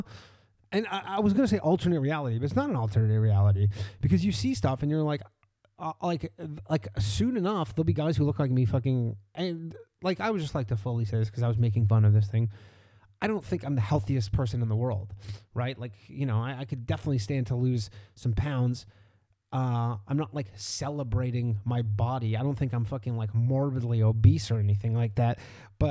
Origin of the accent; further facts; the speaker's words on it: Canada; Canada doesn't really have food